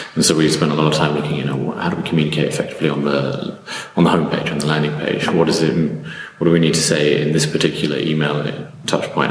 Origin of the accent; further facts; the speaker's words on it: United Kingdom; moved away as an adult; now in Berlin, Germany; I'm originally British, but I've ended up here in Berlin for the last eight years.